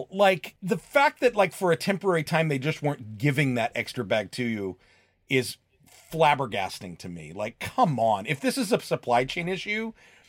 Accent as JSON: {"language": "English", "region": "New Jersey", "country": "United States", "moved": "yes", "said": "I'm originally from New Jersey, so my opening line to him was like, I'm from Jersey."}